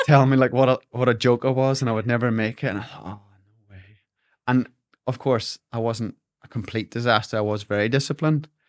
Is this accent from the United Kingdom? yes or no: yes; Larne, Northern Ireland, United Kingdom; I grew up in Dockside Alone